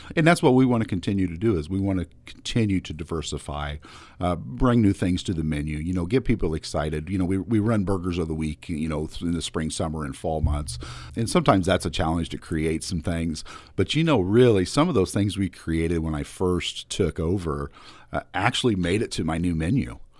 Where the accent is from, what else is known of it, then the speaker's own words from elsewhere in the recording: Smithshire, Illinois, United States; also born or lived in Quincy / Quad Cities; I, am just a small town boy, uh, born and raised in Smithshire